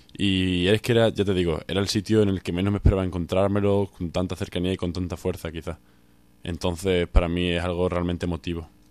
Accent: Mérida, Extremadura, Spain; moved away as an adult; now in Cáceres, Spain; llevo toda mi vida, vida prácticamente viviendo en Mérida, estudiando en los salesianos de Mérida

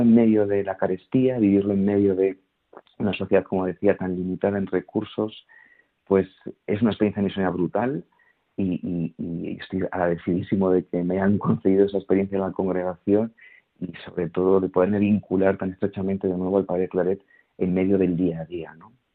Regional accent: Segovia, Castile and León, Spain; Yo soy de Segovia, que no lo he dicho, que es una ciudad pequeñita.

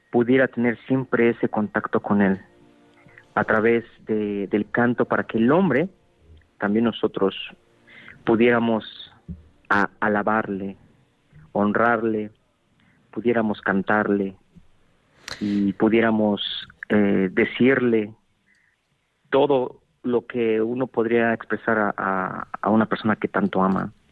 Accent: Mexico; now in Munich, Germany; Soy mexicano, claro.

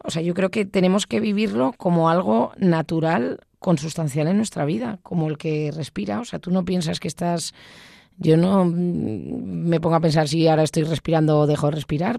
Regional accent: Basque Country, Spain; soy vasca

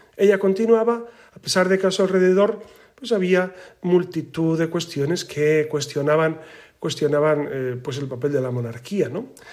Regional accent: Spain; como la nuestra, como la española

